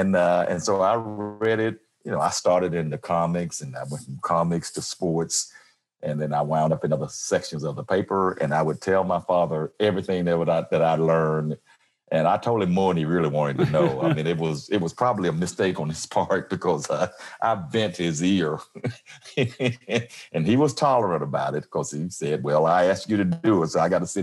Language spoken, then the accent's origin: English; Como, Mississippi, United States; moved away as an adult; also born or lived in Jackson, Mississippi / Detroit; now in Memphis, United States; I grew up in Mississippi on a farm, small town, Como, Mississippi.